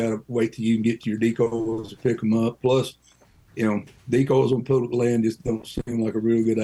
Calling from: Brookville, Ohio, United States; from Brookville, Ohio.

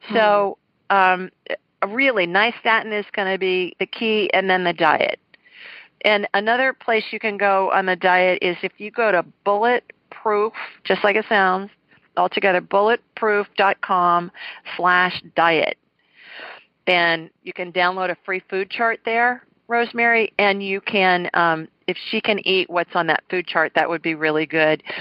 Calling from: Atlanta, Georgia, United States; I'm calling you from Atlanta, Georgia

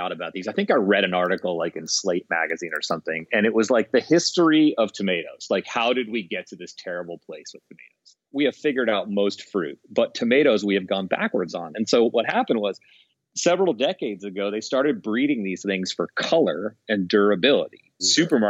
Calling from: Seattle, Washington, United States; I am calling from lovely, cloudy, misty, beautiful Seattle.

